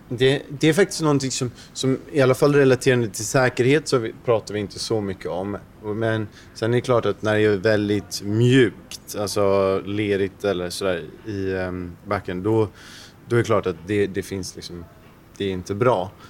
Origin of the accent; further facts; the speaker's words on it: Sweden; som svensk